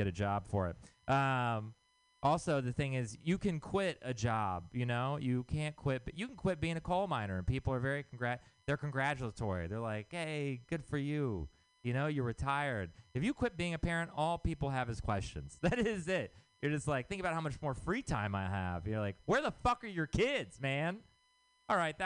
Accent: Texas, United States; moved away; I'm from Texas

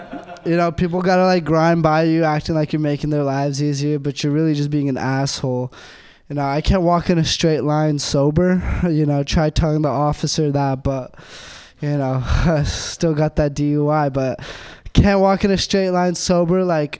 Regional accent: India; I'm Indian. So that means I'm good with computers.

